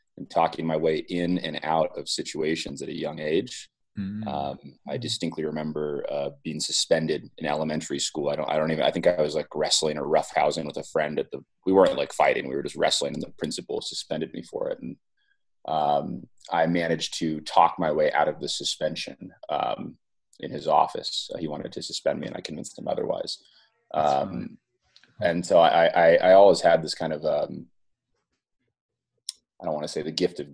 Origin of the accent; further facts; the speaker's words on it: Silicon Valley, California, United States; I grew up in the Silicon Valley